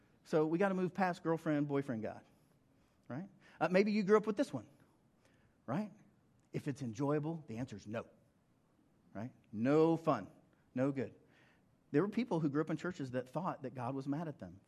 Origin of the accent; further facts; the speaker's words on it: Western Oklahoma, United States; I grew up in Western Oklahoma